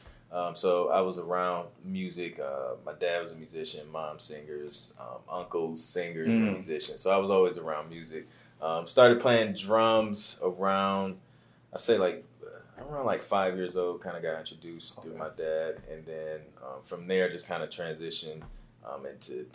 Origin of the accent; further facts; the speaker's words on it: Toledo, Ohio, United States; moved away as an adult; also born or lived in Columbus, Ohio; now in Atlanta, United States; Born and raised in Toledo. Lived in Columbus for about 5-6 years, and now I'm in Atlanta.